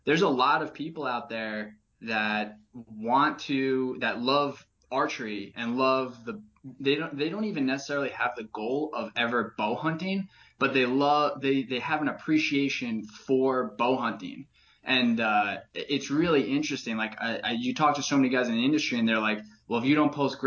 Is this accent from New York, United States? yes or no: yes; Catskills, upstate New York, United States; grew up hunting in the Catskills of upstate New York